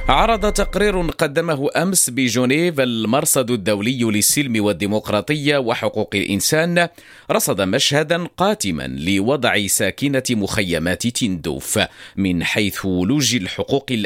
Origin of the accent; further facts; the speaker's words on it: Morocco; استعداد ولابد احنا مغاربه مأصلين مغاربه دائما كنوجدوا لشهر رمضان المبارك